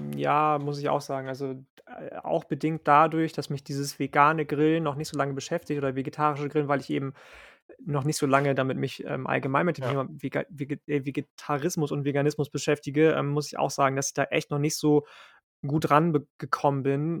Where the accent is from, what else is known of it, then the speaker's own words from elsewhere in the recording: Lübeck, Schleswig-Holstein, Germany; in Lübeck geboren und aufgewachsen